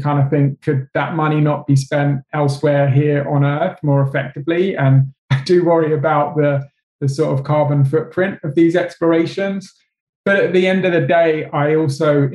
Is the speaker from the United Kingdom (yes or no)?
yes; England, United Kingdom; I'm English